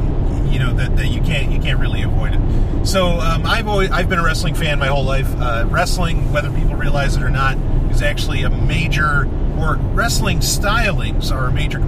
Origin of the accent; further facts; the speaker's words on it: New York, United States; now in New Hampshire, United States; So I grew up in New York